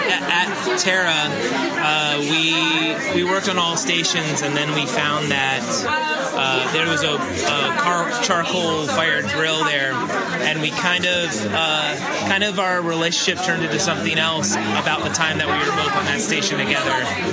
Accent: East Coast, United States; now in Maui, United States; And I'm originally from the East Coast, so I grew up with seasons.

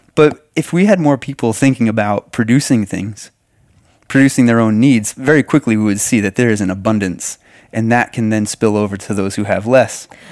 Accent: New England, United States; moved away as an adult; also born or lived in Hawaii / Gulf of Mexico; I'm from the East Coast and came west and then came back east

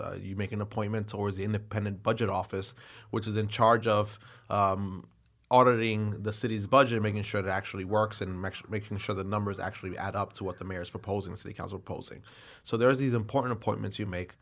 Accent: New York City, New York, United States; as a New Yorker

